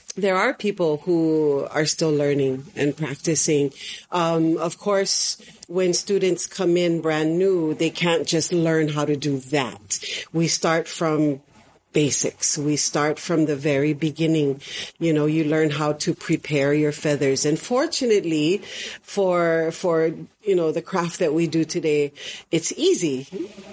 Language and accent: English; Honolulu, Hawaii, United States; I am from Honolulu, Oahu, born and raised